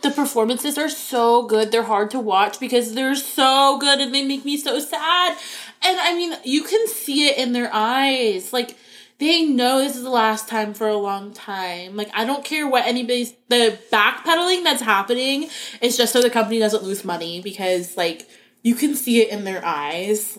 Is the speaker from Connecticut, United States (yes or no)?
no; Florida, United States; I grew up in Florida and like only wore flip flops